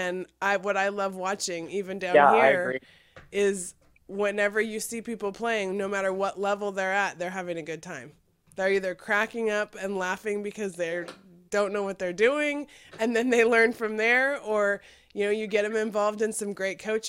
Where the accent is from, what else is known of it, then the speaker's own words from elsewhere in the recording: Fresno, California, United States; also born or lived in South Bay, California; I'm from Fresno, the Central Valley of California